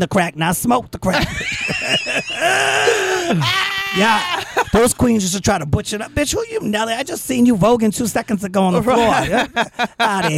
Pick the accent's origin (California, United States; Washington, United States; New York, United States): New York, United States; New York City; I'm from the Bronx